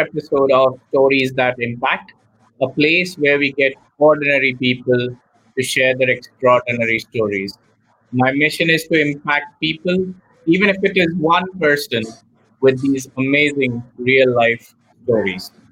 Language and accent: English; India; I'm born and brought up in India